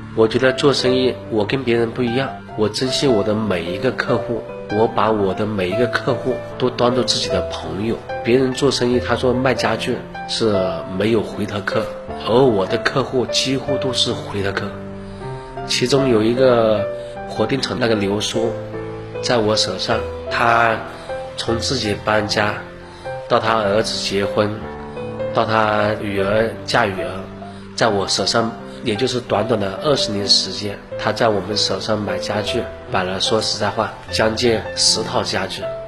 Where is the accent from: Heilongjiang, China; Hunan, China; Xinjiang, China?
Hunan, China; Leiyang; 我是一九七六年出生在湖南省荏原市三都镇的一个村子里面。